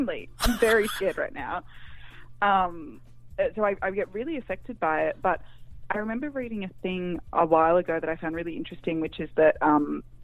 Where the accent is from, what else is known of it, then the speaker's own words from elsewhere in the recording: Australia; I'm obviously not from America. I'm Australian